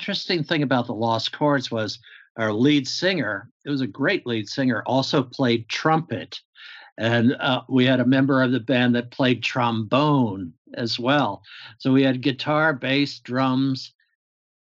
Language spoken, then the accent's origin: English; Pittsburgh, Pennsylvania, United States; my father was in the military, so we moved around a bit, but not as much as some people did. Military families, because I think when I was around 8 years old, my mother put her foot down and said, "We're not moving anymore." And I grew up in Western Pennsylvania, Pittsburgh area